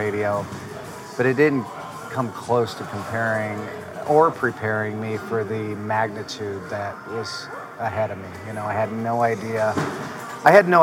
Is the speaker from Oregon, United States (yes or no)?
no; Indiana, United States; we're both from Indiana